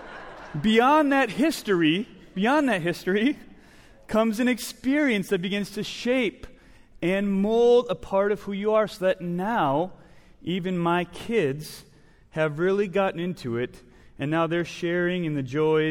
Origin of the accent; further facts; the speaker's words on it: Wisconsin, United States; moved away; I grew up in Wisconsin